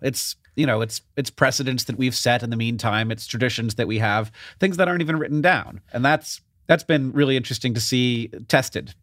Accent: Orlando, Florida, United States; I grew up in, in Orlando

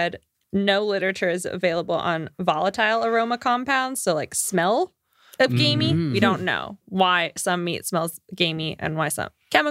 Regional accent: Florida, United States; I'm from Florida. That's very Florida. When I was in Florida, I had the option to have like gator strips

